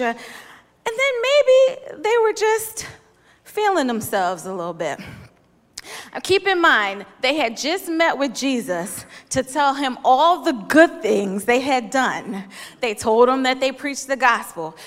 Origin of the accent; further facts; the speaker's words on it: Philadelphia, Pennsylvania, United States; I'm from Philly